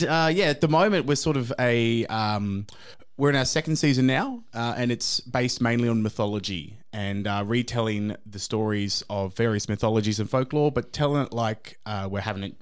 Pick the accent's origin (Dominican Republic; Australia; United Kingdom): Australia; I grew up in Australia in a very Eurocentric British point of view